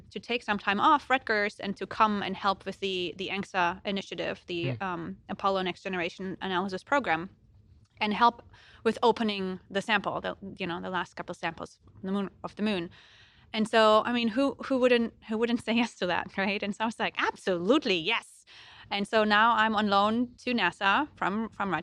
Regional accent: Germany; accent: German; English is a second language; moved away as an adult; you might hear a little accent when I talk, and that's because I'm German, and I was born in Germany, and I went to school there

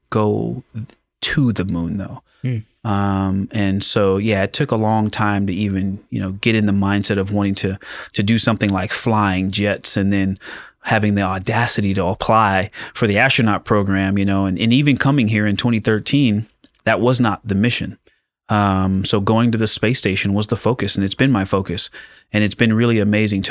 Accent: Pomona, California, United States; So I grew up in Southern California. My dad was a police officer, but I was born in Pomona

